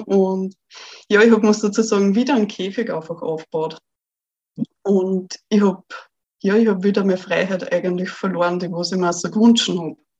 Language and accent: German; Austria; ich bin ja aus Österreich